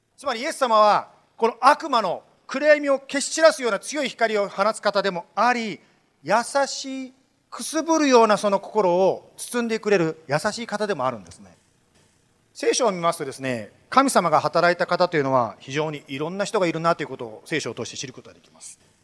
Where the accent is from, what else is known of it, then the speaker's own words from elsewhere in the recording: Japan; 私は日本で生まれて日本で育ったものなんですけども